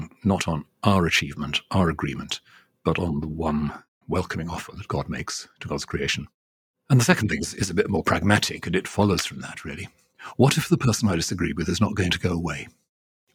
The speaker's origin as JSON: {"language": "English", "region": "Wales", "country": "United Kingdom", "tie": "born or raised there", "said": "I grew up initially as a Welsh Presbyterian, not as an Anglican, until I was about 12"}